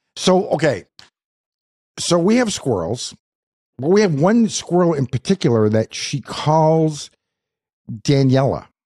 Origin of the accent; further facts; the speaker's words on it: Madawaska, Maine, United States; I was born in Madawaska.